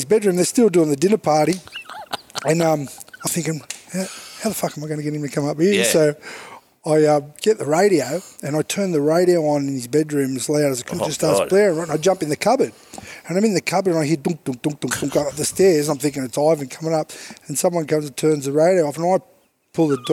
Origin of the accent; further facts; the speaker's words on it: Sydney, New South Wales, Australia; Born and bred in Alexandria